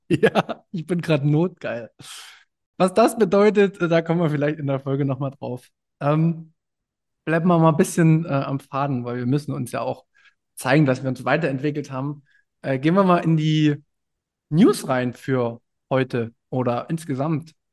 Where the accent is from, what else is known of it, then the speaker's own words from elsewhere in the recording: Görlitz region, Saxony, Germany; moved away; in meiner Heimat Region